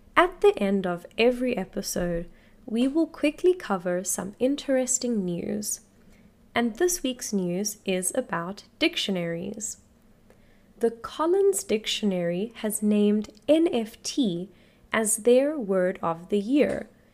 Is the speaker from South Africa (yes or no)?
yes; South Africa; I am an English teacher from South Africa